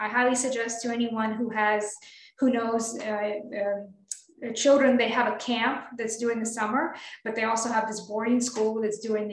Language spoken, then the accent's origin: English; Moscow, Russia; also born or lived in South Carolina, United States / Michigan, United States; now in Mississippi, United States; I grew up in Moscow, Russia. I'm Russian and big city girl.